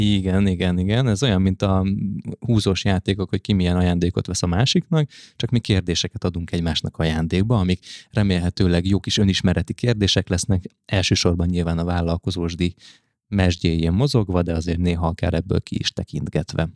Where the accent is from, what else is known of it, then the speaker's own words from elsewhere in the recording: Budapest, Hungary; nagyon közel ott, ahol én egyébként is felnőttem, Óbudán találtunk egy fantasztikus kertesházat